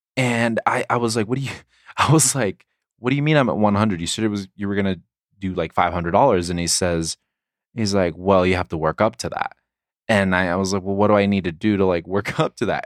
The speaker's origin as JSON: {"language": "English", "town": "La Mesa", "region": "California", "country": "United States", "tie": "born or raised there", "also_born_or_lived": "Provo, Utah", "moved": "yes", "said": "San Diego, my hometown"}